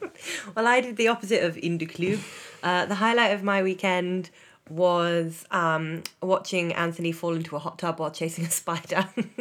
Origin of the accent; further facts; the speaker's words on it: England, United Kingdom; obviously I'm British.